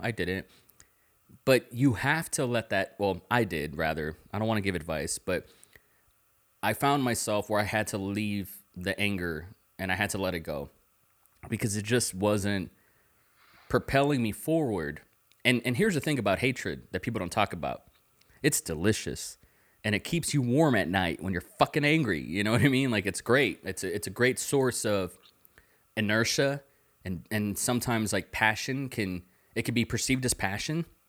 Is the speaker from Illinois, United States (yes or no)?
no; the Valley, Texas, United States; moved away as an adult; also born or lived in Tulsa, Oklahoma / Dallas, Texas; now in Austin, United States; I was born in Tulsa, Oklahoma, and when I was five, I moved to Dallas. And when I was six, I moved to the Valley, and then I lived there for twenty years.